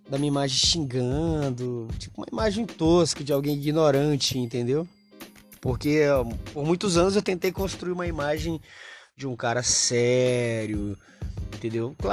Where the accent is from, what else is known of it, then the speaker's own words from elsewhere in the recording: Maranhão, Brazil; Para quem não me conhece, eu sou do interior do Maranhão, do interior, não sou da cidade grande, não sou um cara. Acho que a maioria dos nordestinos vieram do interior uh, em busca de oportunidades na cidade grande.